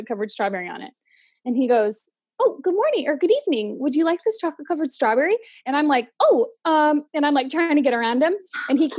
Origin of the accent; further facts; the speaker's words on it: Central Valley, California, United States; moved away as an adult; also born or lived in Bay Area, California; now in Boise, United States; I'm originally from the Bay Area-ish of California, born and raised in the Central Valley